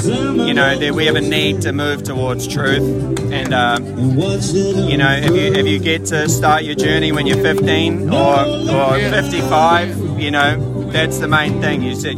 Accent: New Zealand; I'm from here.

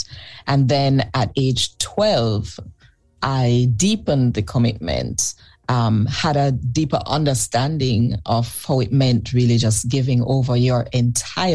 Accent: Kingston, Jamaica; I was born in Kingston, Jamaica.

